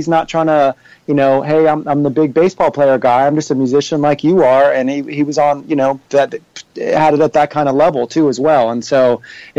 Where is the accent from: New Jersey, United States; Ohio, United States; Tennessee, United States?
Ohio, United States; Cincinnati; I grew up here in Cincinnati